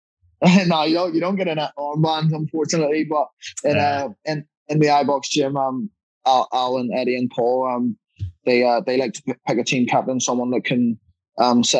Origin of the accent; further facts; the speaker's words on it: Ireland; also born or lived in London, United Kingdom; I'm Irish through and through